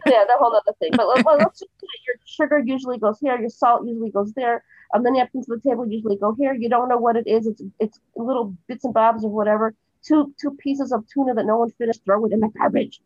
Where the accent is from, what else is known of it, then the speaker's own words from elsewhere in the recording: Cleveland, Ohio, United States; now in Jerusalem, Israel; I'm originally from Cleveland, Ohio, and I live in Jerusalem now.